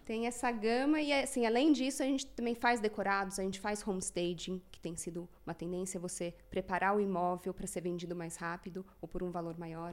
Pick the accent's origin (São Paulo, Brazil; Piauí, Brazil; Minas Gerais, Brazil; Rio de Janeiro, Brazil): São Paulo, Brazil; tenho 37 anos, sou de São Paulo.